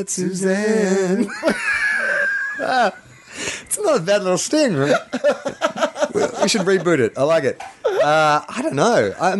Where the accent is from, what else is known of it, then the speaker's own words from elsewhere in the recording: Australia; Because we're Australian.